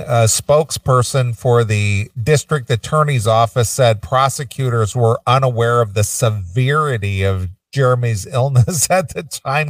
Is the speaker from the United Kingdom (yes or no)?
yes; England, United Kingdom; being I'm from England and … is an Englishman.